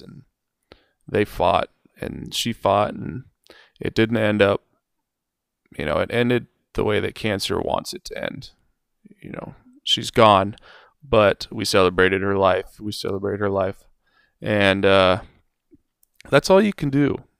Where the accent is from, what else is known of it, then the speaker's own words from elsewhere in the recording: Oregon, United States; I'm from Oregon. I live in Oregon.